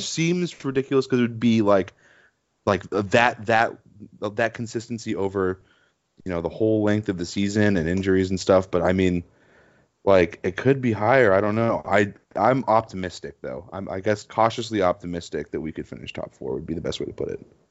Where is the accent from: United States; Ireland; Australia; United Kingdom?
United States; I'm American